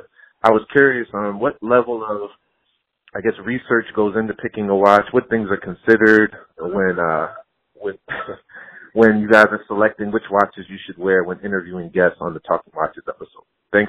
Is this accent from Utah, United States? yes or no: no; Philadelphia, Pennsylvania, United States; I'm from Philadelphia, Pennsylvania.